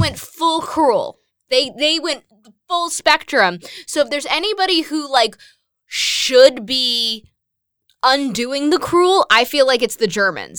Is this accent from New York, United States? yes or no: yes; Westchester, New York, United States; I'm from Westchester, New York